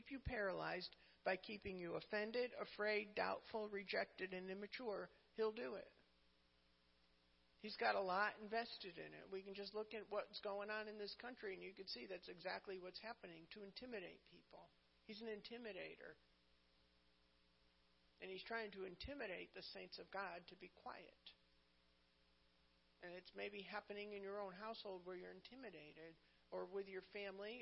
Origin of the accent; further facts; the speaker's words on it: New England, United States; I'm from New England